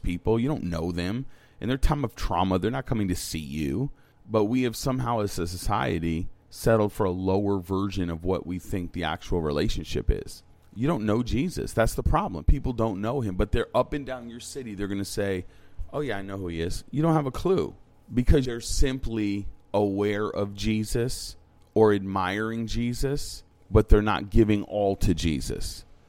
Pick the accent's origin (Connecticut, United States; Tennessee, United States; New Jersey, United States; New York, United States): Connecticut, United States; New London; I was born in New London. Like, this is my city. Like, this is where I came from.